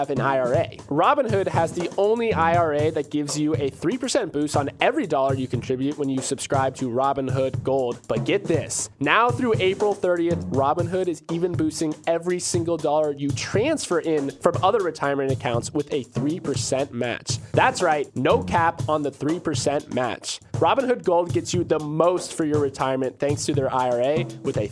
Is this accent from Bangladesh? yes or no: no; Florida, United States; my home state